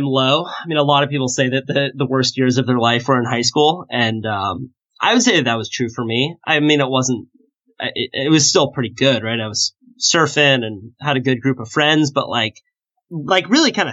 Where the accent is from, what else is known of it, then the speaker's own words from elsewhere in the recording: Santa Cruz, California, United States; I grew up in Santa Cruz, California, and grew up surfing